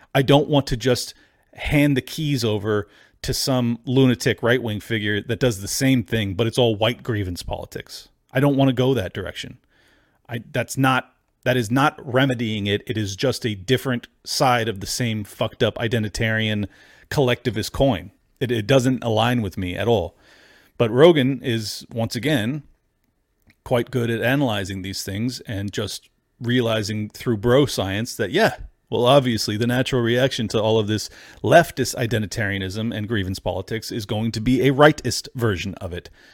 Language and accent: English; United States; as an American